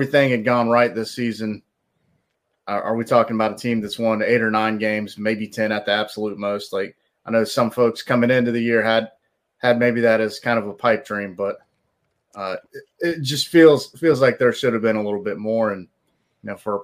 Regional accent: South Carolina, United States; also born or lived in California; I was born in California, didn't stay long, but been in South Carolina for a vast majority of the close to 39 years I've been

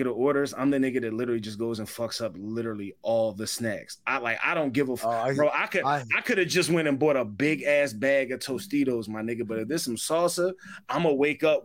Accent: Philadelphia, Pennsylvania, United States; I'm from Philly, yo

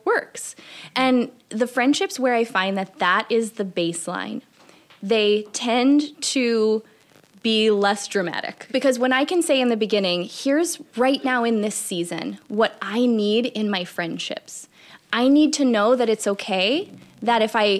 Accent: Midwest, United States; we're both from the Midwest

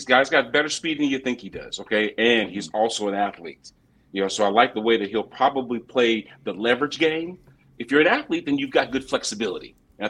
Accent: Moline, Illinois, United States; also born or lived in Champaign, Illinois; I'm from Moline, and I also went to school in Illinois. Champaign.

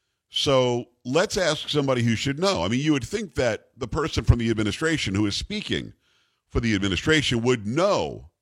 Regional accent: New York, United States; Now, growing up, being New Yorker and Italian

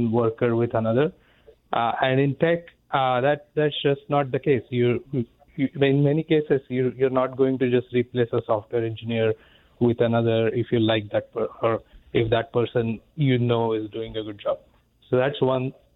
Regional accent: India; moved away as an adult; now in United States; I'm from India. I came here as a student, and then H-1B, then green card, and now I'm a citizen.

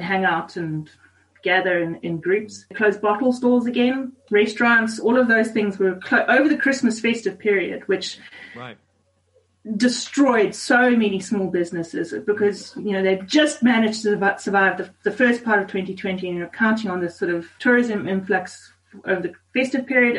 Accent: Zimbabwe; now in South Africa; I grew up in Zimbabwe. My mom and dad still live there

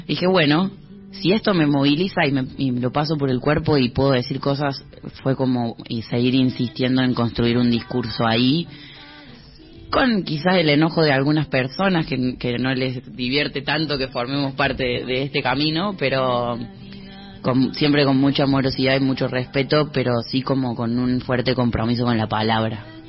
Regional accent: Córdoba, Argentina; now in Buenos Aires, Argentina; yo soy cordobés

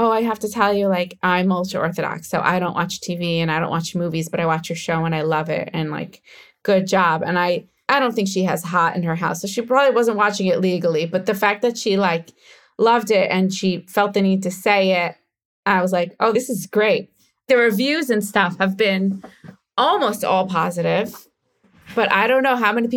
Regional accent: United States; accent: American; now in Israel; I still sound American when I speak Hebrew

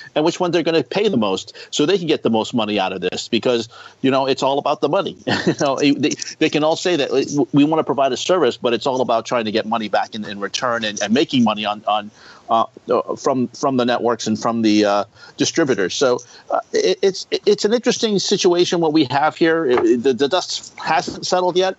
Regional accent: East Coast, United States; I'm from the East Coast

